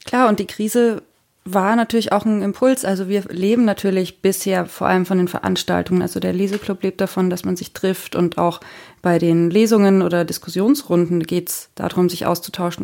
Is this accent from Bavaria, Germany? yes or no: yes; Franconia, Bavaria, Germany; moved away; also born or lived in Munich; Ich bin auch in München geboren, in Franken aufgewachsen